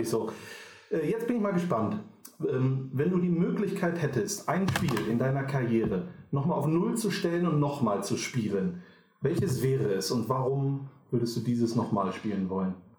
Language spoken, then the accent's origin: German; Düsseldorf, North Rhine-Westphalia, Germany; ich bin auch in Düsseldorf geboren, in Flingern